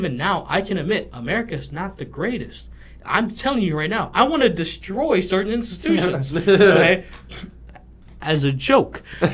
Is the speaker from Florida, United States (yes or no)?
yes; Miami, Florida, United States; growing up in Miami